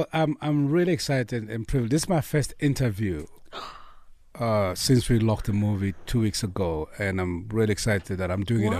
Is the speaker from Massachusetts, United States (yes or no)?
no; Los Angeles, California, United States; Like, I grew up Kotlari, and then I grew up in South Central LA.